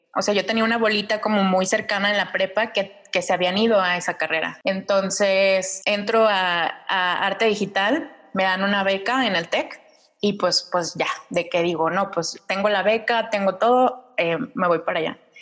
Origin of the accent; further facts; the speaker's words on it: Mexico City, Mexico; Yo crecí en Ciudad de México